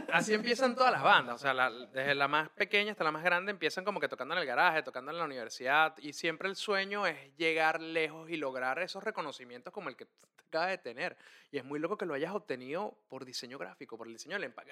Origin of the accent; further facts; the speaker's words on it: Caracas, Capital District, Venezuela; yo crecí en Montalbán, en un piso 6, en un apartamento de dos habitaciones, clase media baja